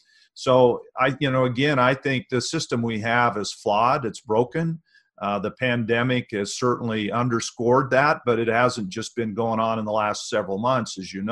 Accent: Hardin, Montana, United States; I grew up in Hardin, Montana

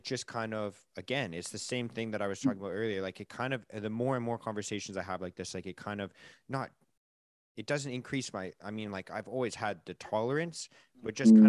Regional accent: Vancouver, British Columbia, Canada; again, like growing up in Canada, it's

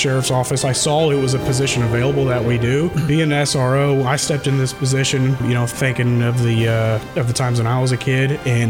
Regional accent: Maroa, Illinois, United States; when I grew up, I came from Moreau Forsyth.

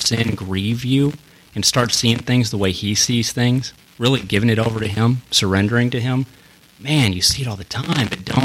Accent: Hannibal, Missouri, United States; moved away; I grew up outside of Hannibal, Missouri

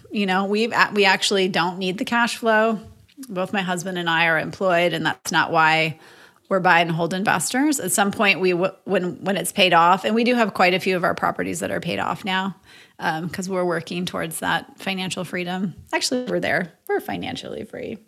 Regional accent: Moorhead, Minnesota, United States; moved away as an adult; also born or lived in Madison, Wisconsin; now in Austin, United States; I grew up in Moorhead, Minnesota

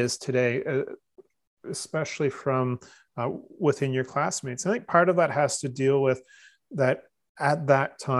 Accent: Newmarket, Ontario, Canada; the parish or the town I grew up in Newmarket

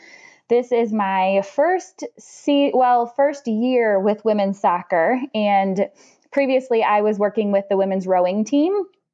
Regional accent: Sturgis, Michigan, United States; moved away as an adult; also born or lived in Grand Valley State University, Michigan; now in Indiana, United States

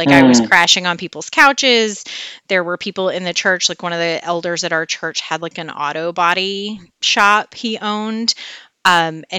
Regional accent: West Memphis, Arkansas, United States; also born or lived in Clinton, Arkansas; I'm from a little town outside of Clinton originally, and then moved to West Memphis when I was 5. Grew up in the Memphis area

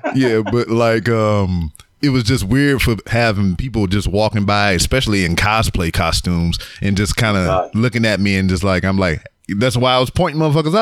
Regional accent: Louisiana, United States; now in Houston, United States; I'm from uh, Louisiana, so I'm about like two hours away from here.

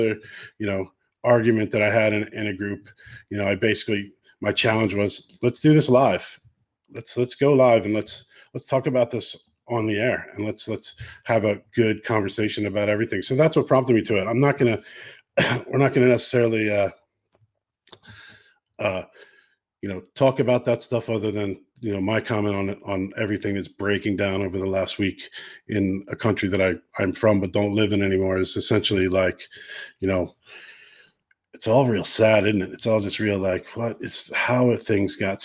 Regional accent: United States; now in Ireland; I'm an American living in Ireland

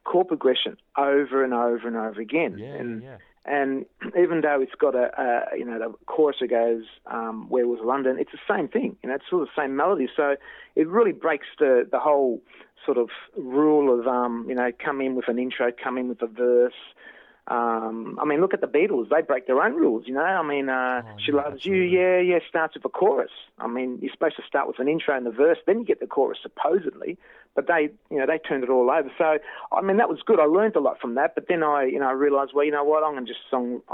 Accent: Kyabram, Victoria, Australia; also born or lived in Shepparton; I was born and bred in Kyabram

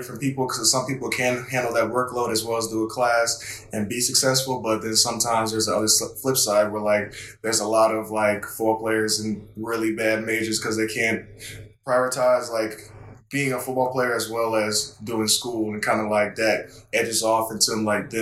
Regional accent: Waterloo, Iowa, United States; moved away as an adult; now in Reno, United States; I'm from Waterloo, that's where I'm from, and the school that I went to play football at is pretty much 15 minutes away from where I live at, so it's kind of like a hometown kind of thing

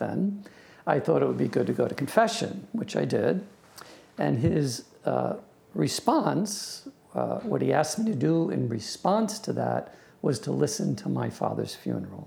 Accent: Long Island, New York, United States; I grew up in Long Island, New York

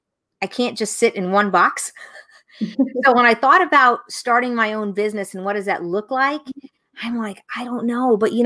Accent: Tampa, Florida, United States; So where I'm from, I'm originally from Tampa, Florida. So I'm one of those few who is born and raised right here in the same place that I continue to live. So we're a fourth generation Tampanian.

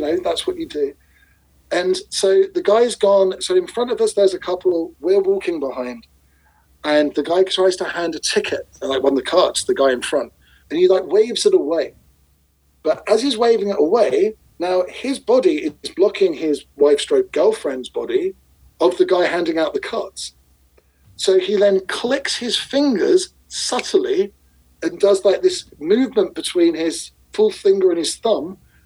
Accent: England, United Kingdom; being English

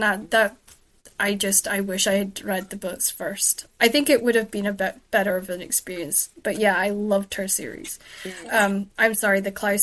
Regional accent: United Kingdom; also born or lived in Shetland / mainland Scotland; I'm British

